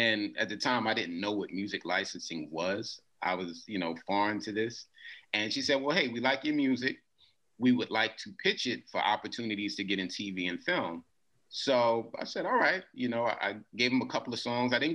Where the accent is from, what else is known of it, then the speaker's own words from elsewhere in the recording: New York City, New York, United States; the duration that I grew up in Queens actually was during the 80s.